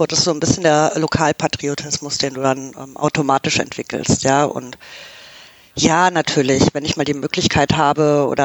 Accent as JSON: {"language": "German", "country": "Canada", "said": "ich meine, ich komme aus Kanada, ja, also ähm, wir sind, wir werden irgendwie mit Eishockey geboren."}